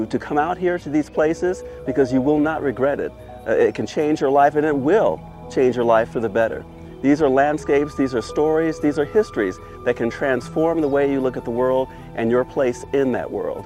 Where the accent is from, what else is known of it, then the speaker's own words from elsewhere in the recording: Detroit, Michigan, United States; moved away; also born or lived in Yosemite; growing up in inner city Detroit